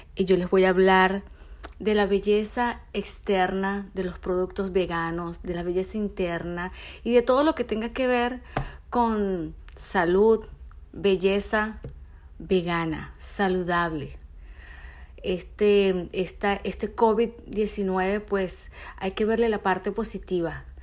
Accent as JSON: {"language": "Spanish", "country": "Venezuela", "moved": "as an adult", "said": "Soy una venezolana que se vino a este hermoso país hace cinco años"}